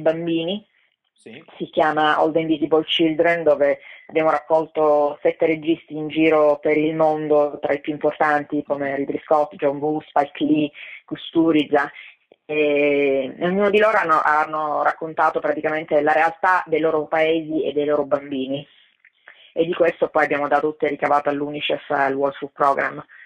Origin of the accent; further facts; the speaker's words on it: Italy; moved away as an adult; also born or lived in Los Angeles, United States; ero più una straniera nel mio paese che di quanto non lo fossi in America